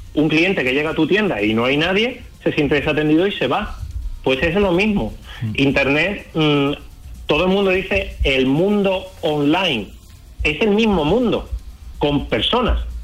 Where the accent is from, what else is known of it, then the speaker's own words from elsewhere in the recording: Chiclana de la Frontera, Andalusia, Spain; Yo soy de Chiclana, de Cádiz